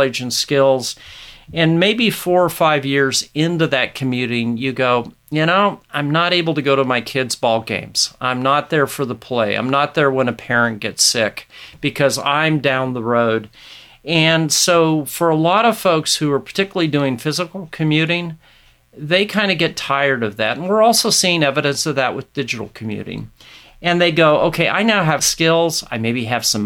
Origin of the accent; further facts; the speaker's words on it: Nebraska, United States; here in my home state of Nebraska